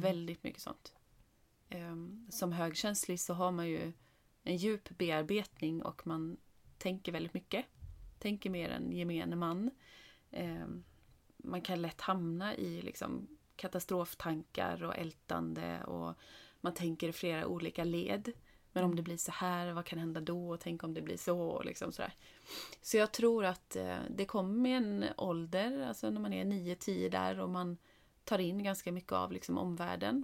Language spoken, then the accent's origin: Swedish; Åkersberga, Stockholm County, Sweden; när vi bodde i Åkersberga utanför Stockholm, eller det är ju där vi är uppvuxna.